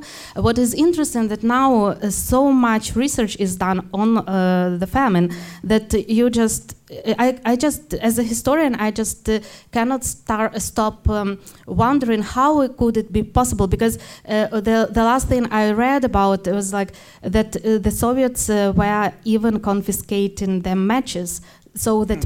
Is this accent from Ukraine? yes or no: yes; Western Ukraine, Ukraine; I'm coming from Western Ukraine